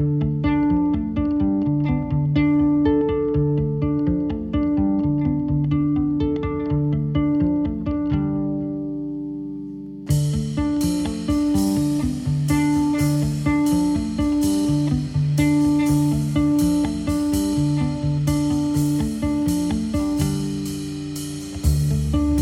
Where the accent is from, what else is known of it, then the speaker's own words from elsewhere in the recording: New Rochelle, New York, United States; moved away; also born or lived in Poughkeepsie; I'm from New Rochelle, New York